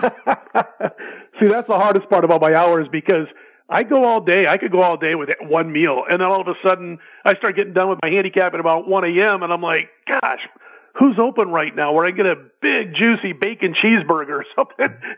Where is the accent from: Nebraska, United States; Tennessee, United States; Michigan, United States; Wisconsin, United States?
Nebraska, United States; Omaha; when I was a, a young guy growing up in Omaha